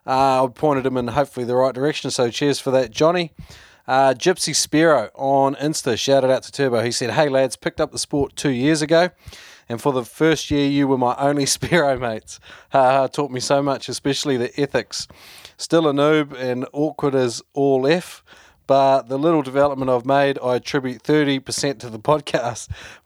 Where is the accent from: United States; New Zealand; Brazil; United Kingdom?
New Zealand; now in Melbourne, Australia; Don't mistake me though, I'm a Kiwi living over here too.